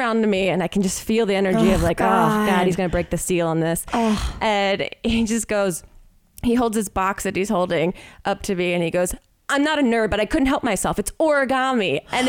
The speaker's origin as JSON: {"language": "English", "region": "Ohio", "country": "United States", "said": "When I lived in Ohio, I'm from Ohio, I had a yard sale one time to try and sell everything before I moved"}